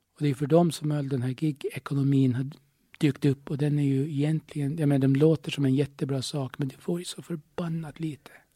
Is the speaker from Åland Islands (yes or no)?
yes; Åland Islands; jag är ålänning